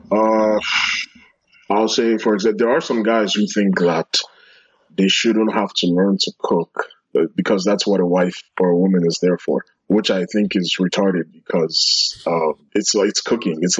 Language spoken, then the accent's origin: English; New York, United States; also born or lived in London, United Kingdom / Abuja, Nigeria; I grew up in a bunch of places. I, I grew up in New York and London, and a little bit in Abuja too. So, like, I have like a little of a mixed bag, like, of experiences, you know.